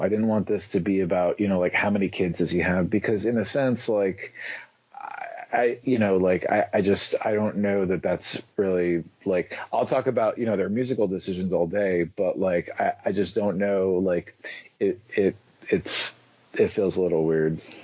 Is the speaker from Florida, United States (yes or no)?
yes; South Florida, United States; now in New York, United States; I'm originally from South Florida